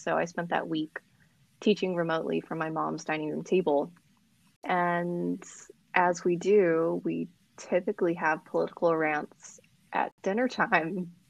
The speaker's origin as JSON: {"language": "English", "town": "Orange County", "region": "California", "country": "United States", "also_born_or_lived": "Colorado / Virginia / Inland Empire", "said": "As you said, by way of Colorado and Virginia and California's Inland Empire, I'm also from Orange County, as it would be."}